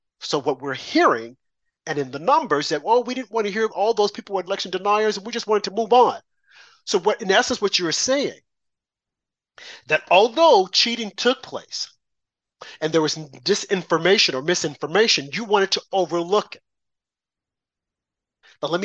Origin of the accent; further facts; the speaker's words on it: United States; I'm a black American